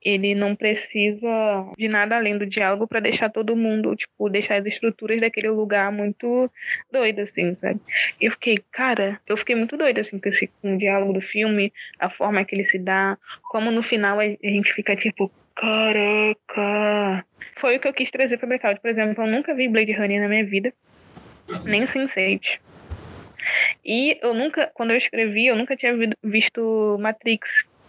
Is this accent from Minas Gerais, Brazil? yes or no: no; Rio de Janeiro, Brazil; eu sou de Oswaldo Cruz, né? Aqui do subúrbio do Rio